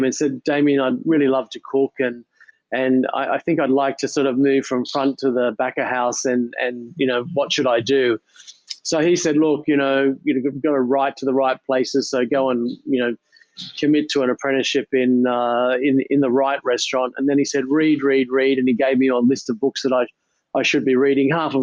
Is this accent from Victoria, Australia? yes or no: no; Sydney, New South Wales, Australia; I grew up in Ballface Point, actually, in the southern suburbs of Sydney